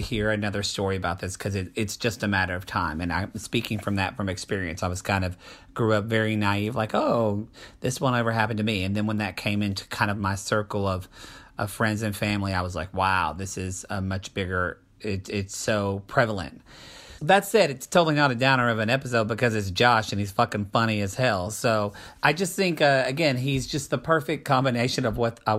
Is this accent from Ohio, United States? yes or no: no; Oklahoma, United States; now in California, United States; I'm from Oklahoma